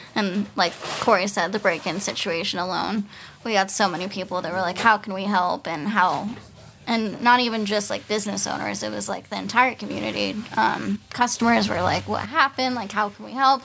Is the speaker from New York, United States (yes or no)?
no; Fort Collins, Colorado, United States; moved away as an adult; also born or lived in Hawaii; I was actually born and raised in, uh, Fort Collins